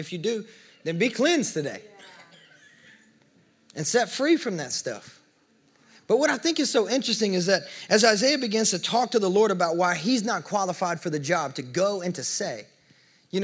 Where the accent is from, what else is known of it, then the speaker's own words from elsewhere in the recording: the South, United States; we're from the South